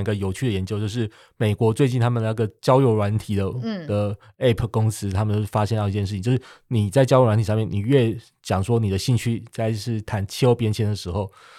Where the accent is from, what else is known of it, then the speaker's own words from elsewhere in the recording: Taiwan; 那我们台湾为什么要做这件事情呢？就我们台湾这边到底是只是为了呃爱护北极熊吗？